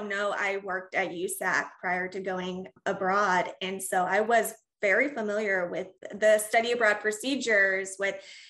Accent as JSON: {"language": "English", "town": "Reno", "region": "Nevada", "country": "United States", "tie": "born or raised there", "said": "I was born and raised in Reno, went to college in Nevada."}